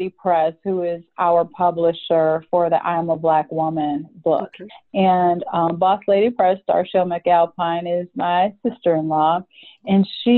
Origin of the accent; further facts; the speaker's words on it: Cleveland, Ohio, United States; moved away as an adult; now in Atlanta, United States; I was born and raised in Cleveland, Ohio, and just recently moved to Atlanta about 2 years ago